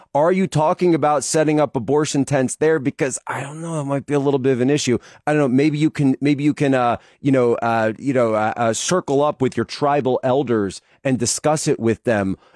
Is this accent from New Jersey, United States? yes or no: no; Philadelphia, Pennsylvania, United States; growing up in the Philadelphia area